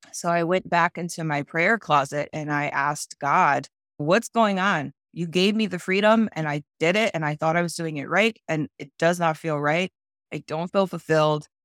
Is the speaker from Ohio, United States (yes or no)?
yes; Cleveland, Ohio, United States; I went back to my hometown, which is Cleveland, Ohio